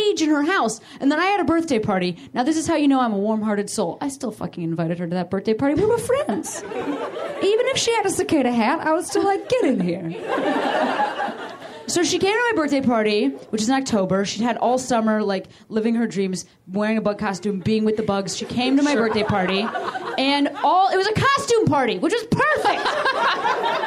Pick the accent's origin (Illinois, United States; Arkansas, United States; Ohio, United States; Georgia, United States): Illinois, United States; Chicago; moved away as an adult; also born or lived in Boston; we're from Chicago